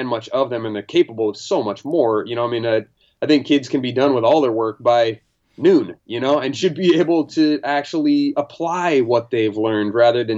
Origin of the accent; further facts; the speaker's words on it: Marysville, Washington, United States; also born or lived in Redlands, California / Whidbey Island, Washington; I think I was 2 years old when we moved to Washington State, and they moved us to Whidbey Island, where I grew up for till I was about eight. And then after that, they moved to the mainland and grew up in Marysville, Washington for, till I was about 17, 18